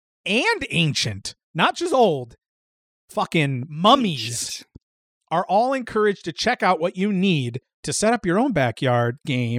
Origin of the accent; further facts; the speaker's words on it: Midwest, United States; But we're from Midwestern boys, so it's cornhole.